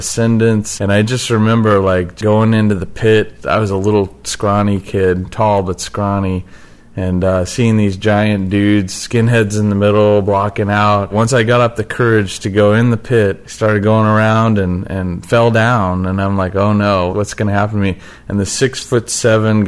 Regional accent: Mesa, Arizona, United States; moved away; I grew up in Mesa, Arizona

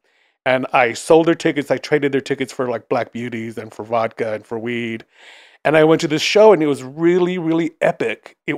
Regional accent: East Los Angeles, California, United States; Well, I grew up in East LA, and you know, it's pretty an insular community. it was, you know, primarily Latino.

